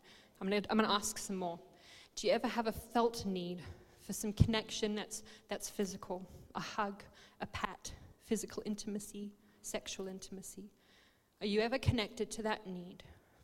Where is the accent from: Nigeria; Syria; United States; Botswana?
Botswana; So we grew up in Botswana in Africa in a mining community